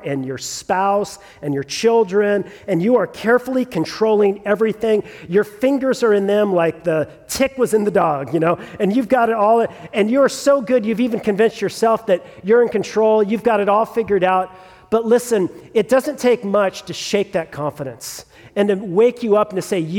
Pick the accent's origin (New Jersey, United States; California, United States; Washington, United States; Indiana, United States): California, United States; Southern; also born or lived in Sierra Madre, California; I grew up in Southern California, and so I grew up with the terror of two things as a child of the 80s in Southern California